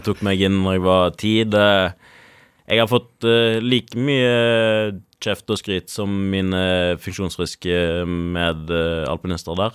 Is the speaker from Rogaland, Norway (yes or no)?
yes; Karmøy, Rogaland, Norway; når vi er fra Karmøy